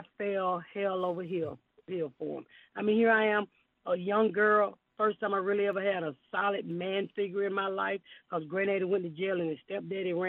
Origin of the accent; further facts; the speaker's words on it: Atlanta, Georgia, United States; I'm from Atlanta